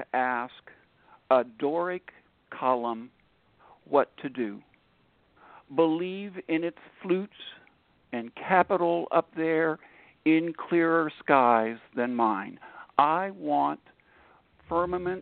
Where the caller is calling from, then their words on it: Upper Marlboro, Maryland, United States; I'm calling in from Upper Marlboro, Maryland, which is about 15, 20 miles out of Washington, D.C.